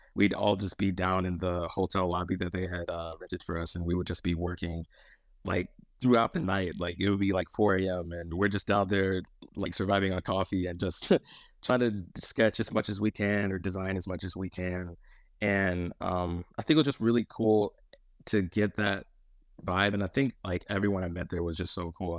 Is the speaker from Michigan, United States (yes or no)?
yes; Michigan, United States; moved away as an adult; now in Los Angeles, United States; born and raised in Michigan for my whole life